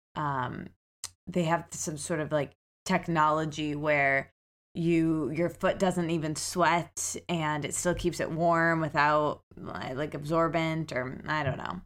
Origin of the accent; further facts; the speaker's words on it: Midwest, United States; now in New York, United States; I very much identify with the qualities, the stereotypical qualities of being a Midwesterner